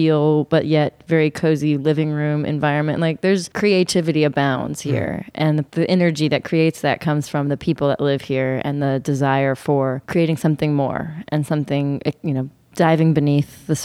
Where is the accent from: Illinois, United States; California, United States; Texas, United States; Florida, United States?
Texas, United States; Austin; moved away as an adult; also born or lived in Brooklyn; now in Nashville, United States; I'm from Austin, Texas